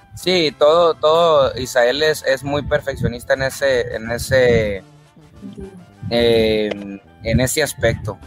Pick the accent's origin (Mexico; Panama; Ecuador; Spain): Mexico; Tijuana, Baja California; also born or lived in Culiacán, Sinaloa; Yo nací en Culiacán, Sinaloa, pero me crié allá en Tijuana. A los ocho años yo ya estaba en Tijuana.